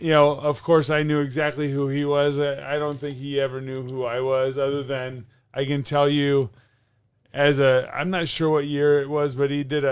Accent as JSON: {"language": "English", "region": "Northern California", "country": "United States", "said": "We're from Northern California, sure."}